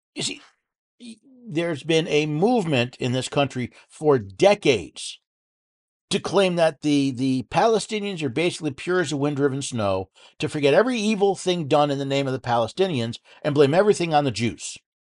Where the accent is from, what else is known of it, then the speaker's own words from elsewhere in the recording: outside of Albany, upstate New York, United States; moved away; I was born in New York City, moved upstate when I was ten, outside of Albany